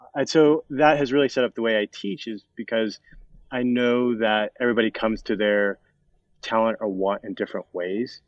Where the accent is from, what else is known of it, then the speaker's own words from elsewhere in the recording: Colorado, United States; I was born and raised in Colorado